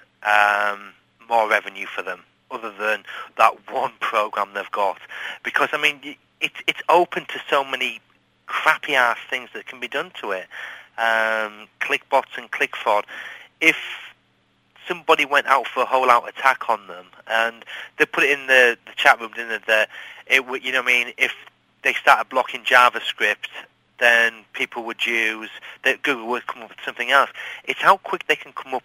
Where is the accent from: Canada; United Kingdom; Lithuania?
United Kingdom; England; I'm English